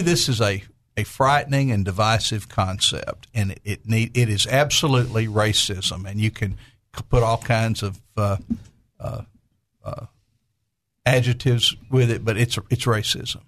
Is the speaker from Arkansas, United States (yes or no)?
yes; Conway, Arkansas, United States; I grew up in Conway